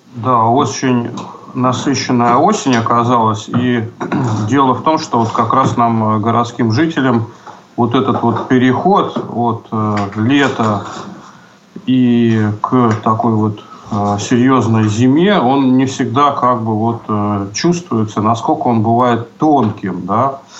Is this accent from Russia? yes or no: yes; Saint Petersburg, Russia; в родном городе, ну, в нашем случае это в Петербурге